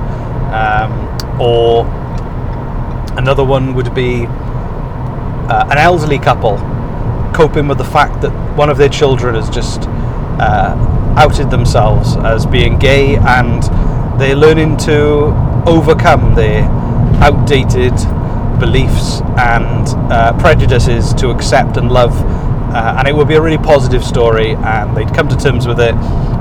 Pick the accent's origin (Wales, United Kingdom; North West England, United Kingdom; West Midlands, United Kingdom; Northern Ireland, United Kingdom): Wales, United Kingdom; Welsh; because we're Welsh